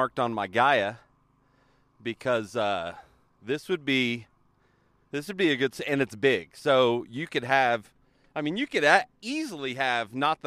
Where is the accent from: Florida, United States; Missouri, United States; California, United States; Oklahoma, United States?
Oklahoma, United States; I'm from Oklahoma